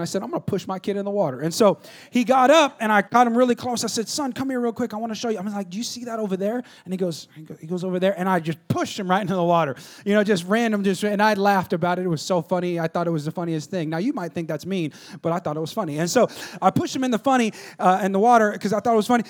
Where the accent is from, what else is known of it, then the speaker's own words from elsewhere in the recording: Stockton, California, United States; I'm from Stockton, California, all right? two oh nine